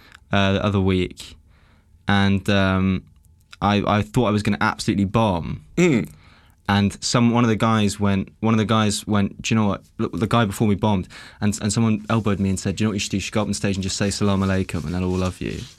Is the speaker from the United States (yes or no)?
no; England, United Kingdom; All my jokes are about being English.